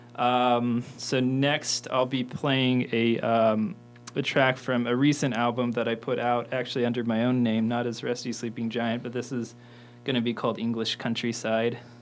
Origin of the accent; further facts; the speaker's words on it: Mitchell, Indiana, United States; also born or lived in Bloomington, Indiana; I was born in Bloomington and raised in Mitchell, Indiana, um, like 40 minutes south of here